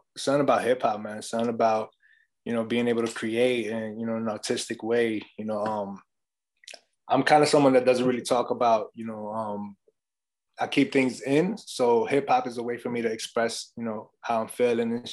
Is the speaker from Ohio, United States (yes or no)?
no; New York, United States; I grew up in New York, you know, born and raised